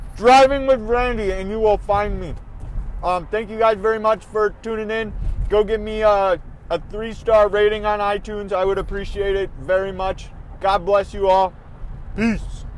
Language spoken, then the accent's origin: English; Minnesota, United States; they're my home, my home state